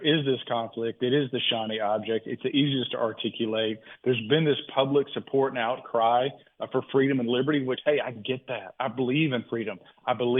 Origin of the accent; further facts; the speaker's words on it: the South, United States; I'm a Southerner